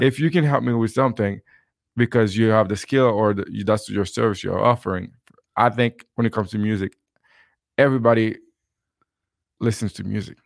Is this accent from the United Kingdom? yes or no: no; Haiti; now in Utah, United States; where I grew up in Haiti, uh, music and dancing is a big part of our culture